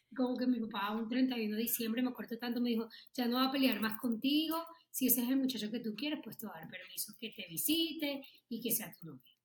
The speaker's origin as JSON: {"language": "Spanish", "town": "Barranquilla", "region": "Atlántico", "country": "Colombia", "also_born_or_lived": "Bogotá", "moved": "as an adult", "said": "yo soy de Barranquilla y acaba de llegar a, de Bogotá, a Bogotá a vivir"}